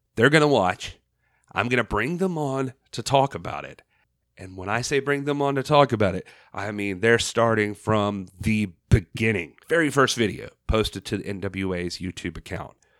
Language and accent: English; Southeast, United States; I was growing up in the Southeast